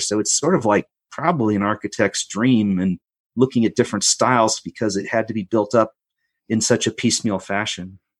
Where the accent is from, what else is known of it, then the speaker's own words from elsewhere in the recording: United States; also born or lived in Colorado Springs, Colorado / Germany; I'm an American, because I live in a place that politically is somewhat different